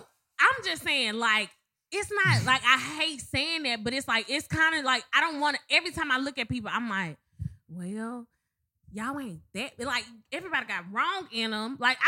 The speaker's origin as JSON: {"language": "English", "town": "Madison", "region": "Mississippi", "country": "United States", "moved": "yes", "said": "Everybody know I'm from Madison. I love Mississippi."}